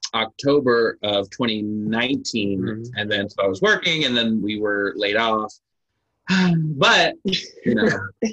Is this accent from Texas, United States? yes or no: yes; Texas, United States; I grew up, you know, we're all from Texas as well, and like I never moved or I never had to be like the new kid or anything like